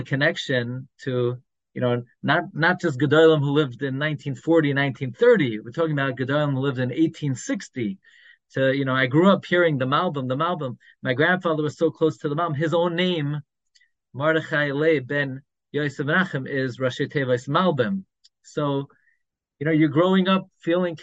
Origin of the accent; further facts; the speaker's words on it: New York City, New York, United States; now in Five Towns (Cedarhurst), United States; When I grew up in Flatbush, I grew up on M and 31st